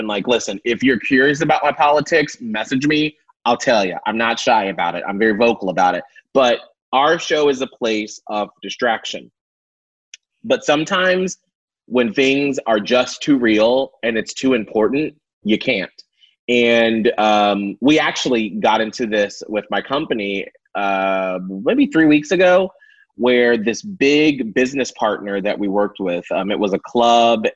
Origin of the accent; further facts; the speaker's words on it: the South, United States; now in Tampa, United States; growing up in the South, being Black and gay